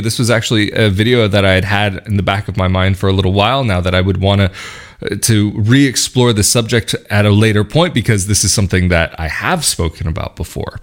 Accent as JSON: {"language": "English", "region": "West Coast", "country": "United States", "tie": "born or raised there", "moved": "as an adult", "lives_now": "Italy", "said": "I grew up on the West Coast"}